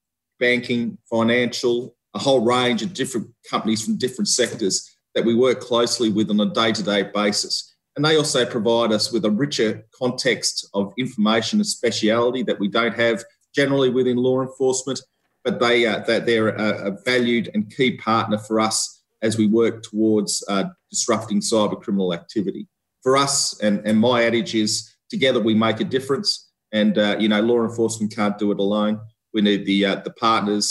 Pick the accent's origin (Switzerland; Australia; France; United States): Australia; moved away as an adult; also born or lived in Victoria, Australia / Canberra, Australia; I'm an Australian seconded officer.